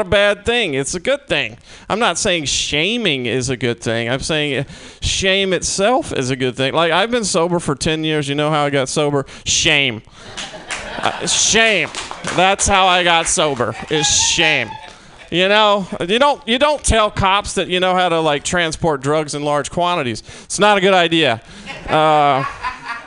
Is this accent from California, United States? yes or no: no; Mississippi, United States; now in San Francisco, United States; I'm from Mississippi originally